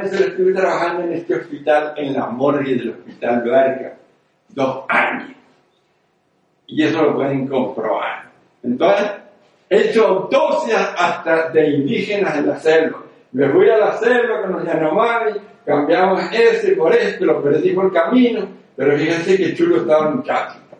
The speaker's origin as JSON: {"language": "Spanish", "area": "near Zaragoza", "region": "Aragon", "country": "Spain", "tie": "born or raised there", "also_born_or_lived": "Venezuela / Canary Islands", "moved": "yes", "said": "Esto es en mi pueblo, a 20 kilómetros de Zaragoza"}